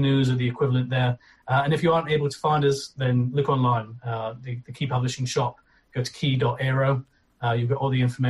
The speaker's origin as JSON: {"language": "English", "town": "Aberdeen", "region": "Scotland", "country": "United Kingdom", "said": "I'm from Aberdeen in Scotland"}